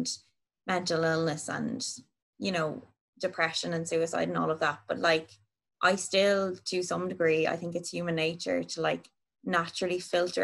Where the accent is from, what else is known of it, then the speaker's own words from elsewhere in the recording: Navan, County Meath, Ireland; now in Dublin, Ireland; I'm from Navan and I'm living in Dublin